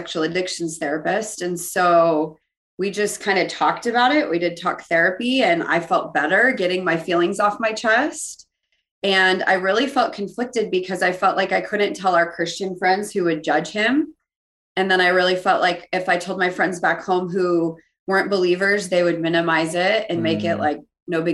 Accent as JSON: {"language": "English", "region": "South Dakota", "country": "United States", "tie": "born or raised there", "moved": "yes", "said": "I grew up in here in the Midwest in South Dakota, in a pretty stereotypical Catholic home"}